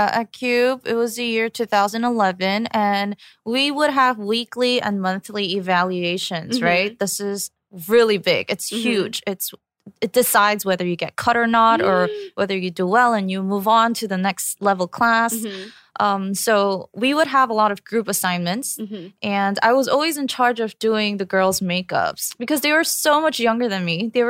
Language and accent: English; New York, United States; I came from New York, so I just used like CVS products and stuff.